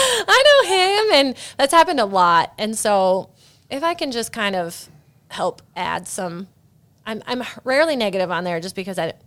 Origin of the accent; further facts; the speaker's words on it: Keswick, Iowa, United States; in my hometown. Or not necessarily Keswick.